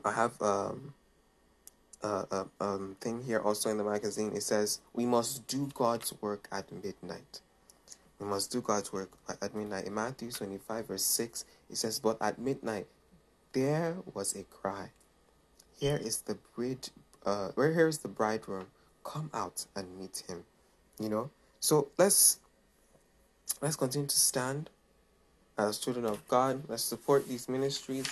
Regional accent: Nigeria; I come from Nigeria, so I love Nigeria.

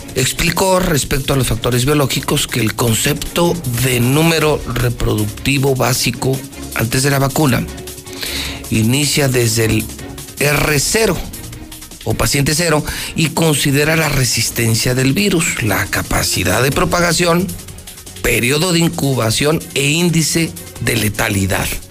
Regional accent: Aguascalientes, Mexico; mi pueblito de mi ranchito Aguascalientes

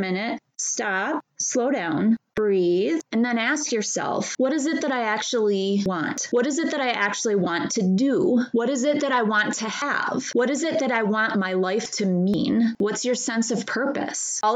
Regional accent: Midwest, United States; where I grew up in the Midwest

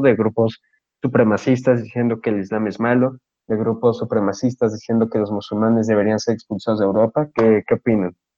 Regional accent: Mexico; yo como posicionista mexicano

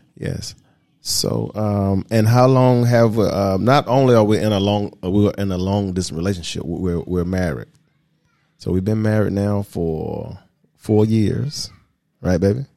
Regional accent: United States; accent: American; moved away as an adult; also born or lived in Atlanta, Georgia; now in Dominican Republic; My nationality, of course, you can hear it in my voice, I'm American

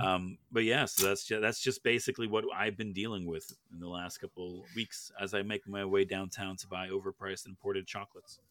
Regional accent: Canada; As a Canadian, we don't get anything up here

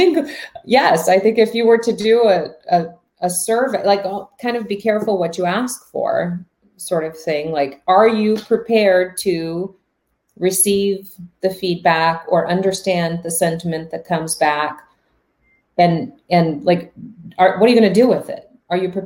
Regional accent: Milwaukee, Wisconsin, United States; I was born in Milwaukee

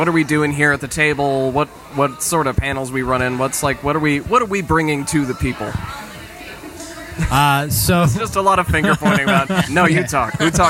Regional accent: Florida, United States; I'm from Florida.

